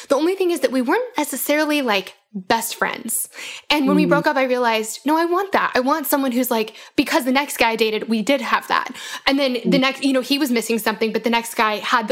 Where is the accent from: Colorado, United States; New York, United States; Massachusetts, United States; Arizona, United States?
Colorado, United States; Denver; now in Bible Belt, United States; I grew up in Denver